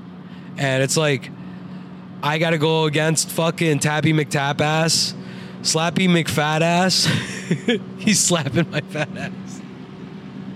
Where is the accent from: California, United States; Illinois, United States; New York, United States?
New York, United States; New York City; I'm a New Yorker